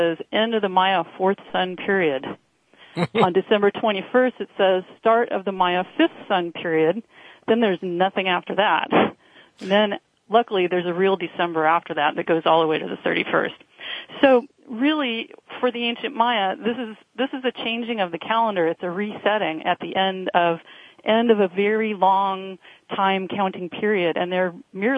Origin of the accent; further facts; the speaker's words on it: California, United States; also born or lived in Northern Virginia; now in Virginia, United States; speaking coast to coast from my current home here in Northern Virginia and broadcasting back to my home state of California